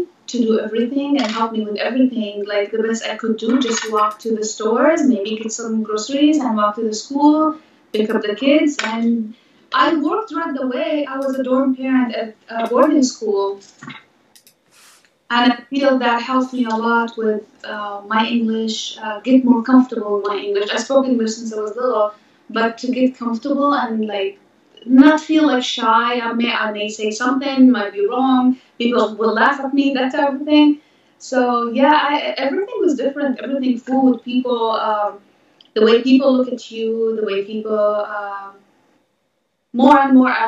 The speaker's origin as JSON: {"language": "English", "country": "Jordan", "tie": "born or raised there", "also_born_or_lived": "Pennsylvania / California", "second_language": "English", "moved": "as an adult", "lives_now": "Los Angeles, United States", "said": "I was born in Jordan, 1982"}